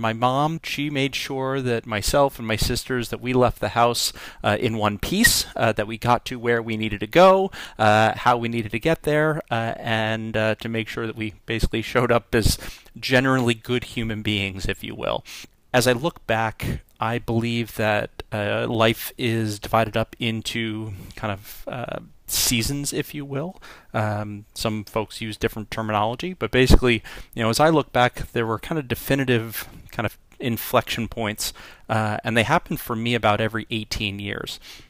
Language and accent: English; New York, United States; I was born in New York on the North Shore of Long Island, and as many people have said, I am fortunate that potentially that I left without without the accent. But I grew up on the North Shore of Long Island.